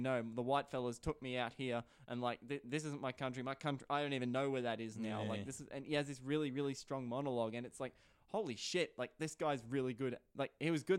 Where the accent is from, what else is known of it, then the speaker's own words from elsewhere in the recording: Australia; We are Australian after all